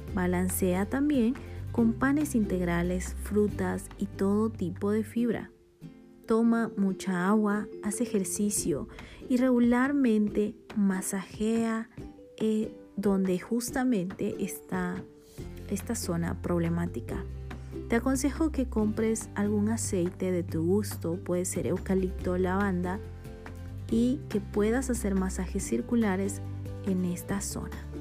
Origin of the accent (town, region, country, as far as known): Bolivia; born or raised there; now in Guatemala